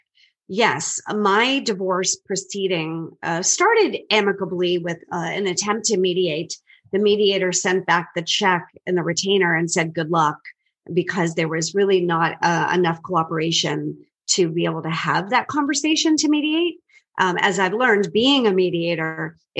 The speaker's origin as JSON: {"language": "English", "town": "Boston", "region": "Massachusetts", "country": "United States", "tie": "born or raised there", "said": "I'm originally from the Boston area, and people always say, no, you're not. You don't sound like it, but I am born and raised"}